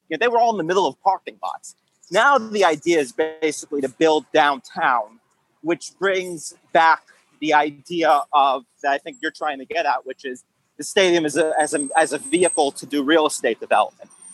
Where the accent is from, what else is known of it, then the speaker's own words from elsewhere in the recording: Long Island, New York, United States; accent: New York; I'm from Long Island